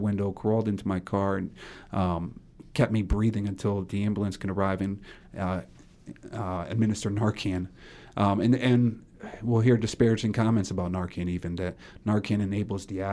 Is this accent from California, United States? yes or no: no; Middletown, Connecticut, United States; I'm from Middletown